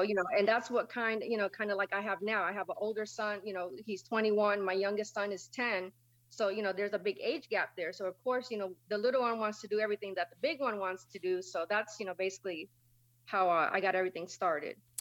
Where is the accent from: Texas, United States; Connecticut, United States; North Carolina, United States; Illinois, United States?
Connecticut, United States; New London; I was born and raised in New London, Connecticut.